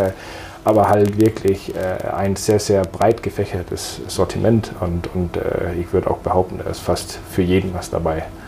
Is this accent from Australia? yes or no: no; Denmark; now in Münster, Germany; Ich bin äh, gebürtiger Däne, äh, wohne aber seit vielen, vielen Jahren in Deutschland